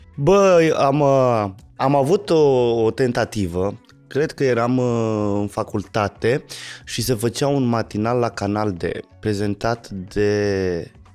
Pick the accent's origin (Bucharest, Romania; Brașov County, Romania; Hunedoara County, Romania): Hunedoara County, Romania; Petroșani; fiind din Petroșani, eram rocker